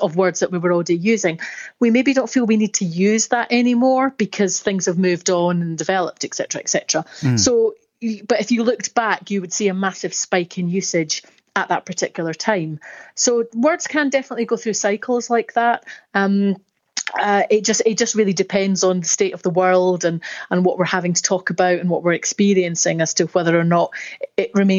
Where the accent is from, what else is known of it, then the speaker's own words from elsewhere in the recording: Scotland, United Kingdom; accent: Scottish; You probably can tell from my accent, I'm Scottish.